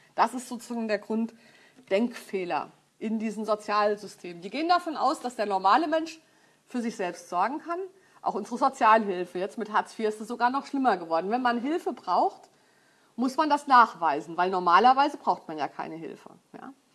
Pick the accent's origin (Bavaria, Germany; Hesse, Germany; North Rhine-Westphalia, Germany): Hesse, Germany; Frankfurt; Ich komme aus Frankfurt